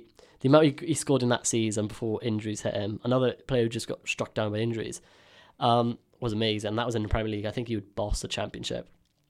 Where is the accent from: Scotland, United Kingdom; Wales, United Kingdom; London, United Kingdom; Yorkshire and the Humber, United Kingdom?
Wales, United Kingdom; Swansea; I feel bad because obviously I'm from Swansea, so I follow Swansea